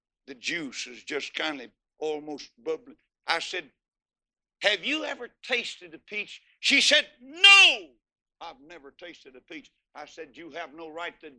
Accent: Texas, United States; I'm from Texas

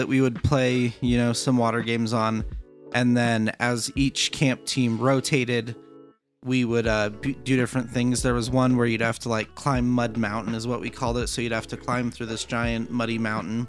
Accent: Arizona, United States; I'm from Arizona, and so it was the Arizona Assembly of God

